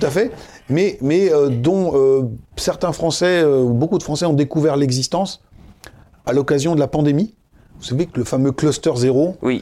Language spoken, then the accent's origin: French; Sarthe, Pays de la Loire, France; je suis originaire de la Sarthe